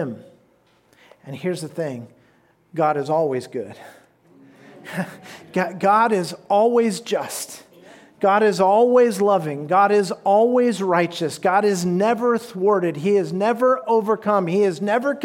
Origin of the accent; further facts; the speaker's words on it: United States; even as American citizens